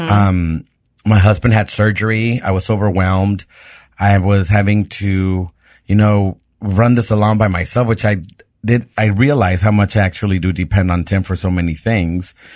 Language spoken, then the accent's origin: English; Mexico; moved away; also born or lived in Pittsburgh; being a gay kid growing up in Mexico and going to a Catholic school